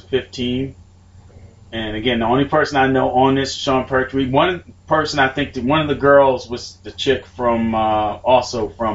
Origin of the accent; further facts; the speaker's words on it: London, United Kingdom; Motherfucker, I was raised in London.